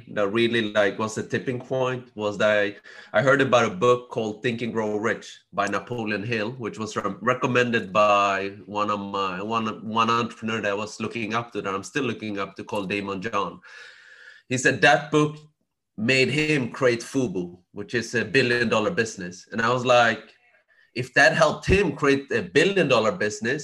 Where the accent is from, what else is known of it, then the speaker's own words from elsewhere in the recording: Sweden; I was born and raised in Sweden